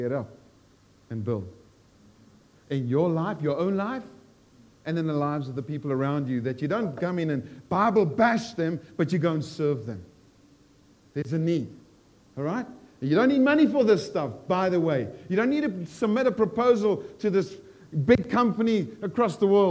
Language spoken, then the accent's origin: English; South Africa; moved away as an adult; I'm South African, I've lived here 42 years